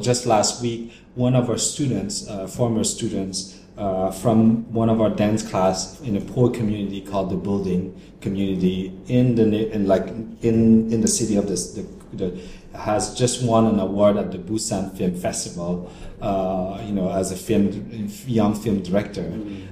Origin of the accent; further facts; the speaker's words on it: Cambodia; moved away; also born or lived in Canada; we are Cambodian who had been abroad, and I, have been in Canada, and I was born in Cambodia